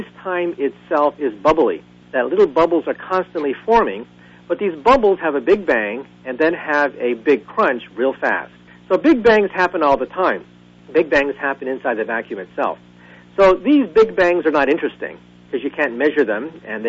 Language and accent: English; Bay Area, California, United States; when I was growing up in the Bay Area as a child